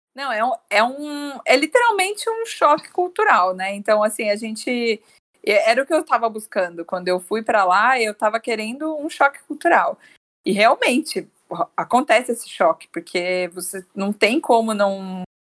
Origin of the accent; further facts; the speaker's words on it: Brazil; nós como brasileiros